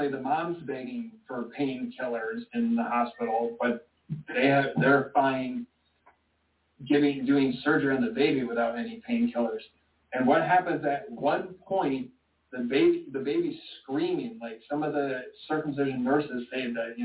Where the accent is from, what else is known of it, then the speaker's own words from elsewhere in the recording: Michigan, United States; I was born in Michigan